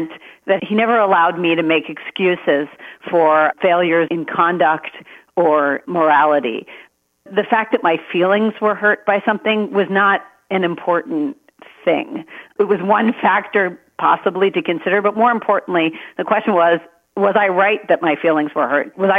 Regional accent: Maryland, United States; I was born in Maryland.

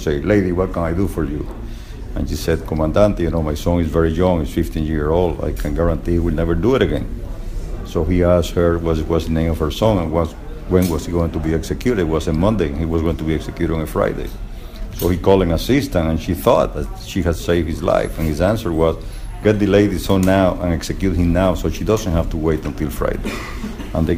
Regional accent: Cuba; also born or lived in Miami; now in United States; I come from Cuba originally

